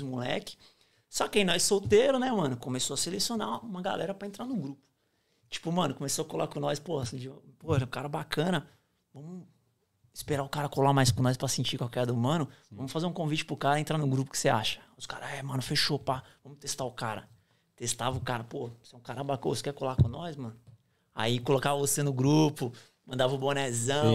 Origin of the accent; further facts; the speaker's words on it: Barueri, São Paulo, Brazil; moved away as an adult; now in Australia; sou nascido e criado em São Paulo, Barueri, é, região Oeste.